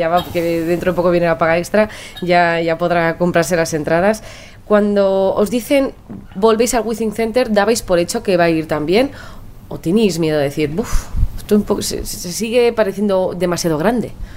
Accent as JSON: {"language": "Spanish", "town": "Pamplona", "region": "Navarre", "country": "Spain", "tie": "born or raised there", "said": "soy de Pamplona, que, las excursiones de las monjas nos llevaban a Burgos"}